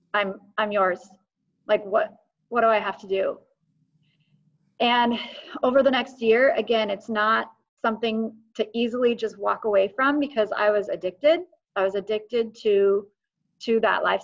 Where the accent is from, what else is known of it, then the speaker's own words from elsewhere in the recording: Eugene, Oregon, United States; I grew up in Faith Center, Eugene